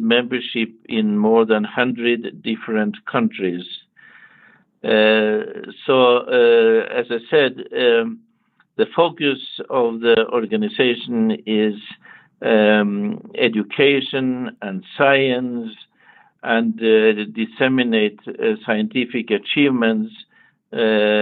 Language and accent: English; Copenhagen, Capital Region of Denmark, Denmark; moved away as an adult; now in United States; I grew up in Copenhagen, Denmark